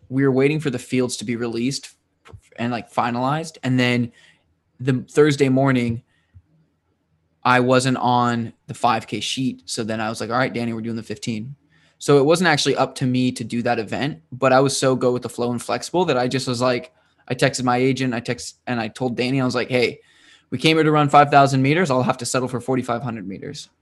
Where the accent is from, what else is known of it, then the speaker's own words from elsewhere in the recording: United States; to be in my home state